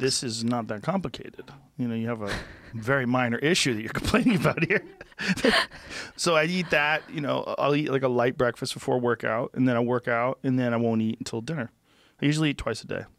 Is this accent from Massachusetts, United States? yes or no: yes; Boston, Massachusetts, United States; moved away; I grew up in Boston.